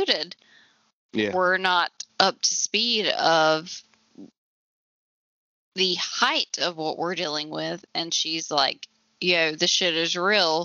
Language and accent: English; the South, United States; I'm white and from the South